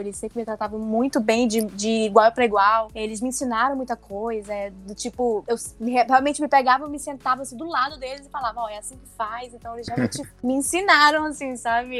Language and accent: Portuguese; Manaus, Amazonas, Brazil; moved away as an adult; also born or lived in São Paulo; quando eu vim para São Paulo, né, eu sou de Manaus, e eu vim para São Paulo fazer faculdade de produção editorial